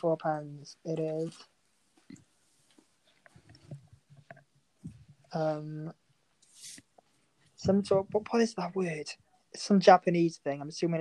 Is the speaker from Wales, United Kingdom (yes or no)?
yes; Welsh, Wales, United Kingdom; I am Welsh.